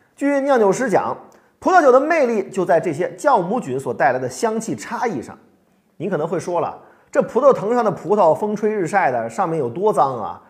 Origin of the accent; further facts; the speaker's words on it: China; 我们中国人